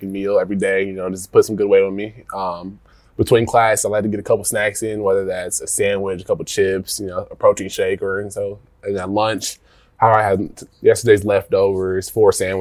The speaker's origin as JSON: {"language": "English", "town": "Yellow Springs", "region": "Ohio", "country": "United States", "tie": "born or raised there", "said": "I grew up in Yellow Springs, Ohio"}